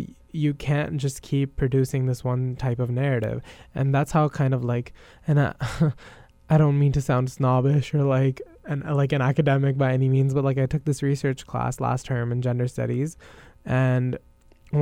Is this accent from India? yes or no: yes; India; as an Indian